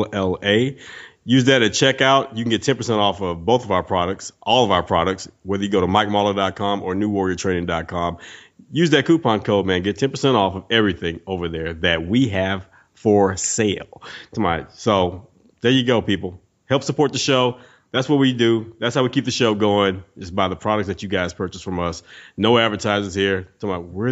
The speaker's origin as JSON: {"language": "English", "region": "East Texas", "country": "United States", "said": "I'm from East Texas"}